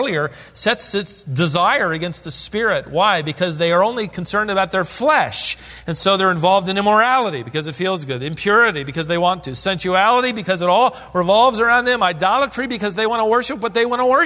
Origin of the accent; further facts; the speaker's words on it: Norfolk, Virginia, United States; as a boy growing up near Ocean View in Virginia, Norfolk, Virginia